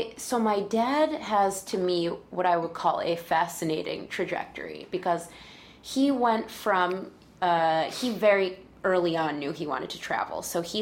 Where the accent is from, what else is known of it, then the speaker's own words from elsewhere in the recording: Connecticut, United States; moved away as an adult; also born or lived in Flushing, Queens, New York; now in New York, United States; So I lived there with my parents until I was 7 years old. They couldn't afford it anymore. So my mother's family, who lived in Connecticut, said, hey, we'll help you pay for things if you move to Connecticut. So I moved to Connecticut